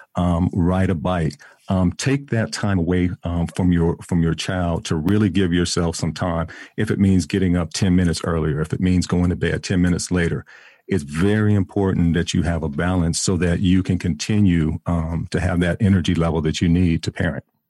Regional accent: San Diego, California, United States; now in Atlanta, United States; I'm originally from San Diego, California

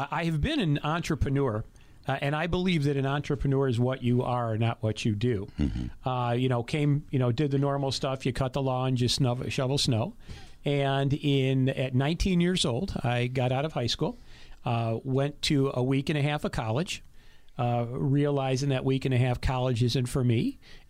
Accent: Bloomfield Hills, Michigan, United States; now in Tucson, United States; Bloomfield Hills, Michigan.

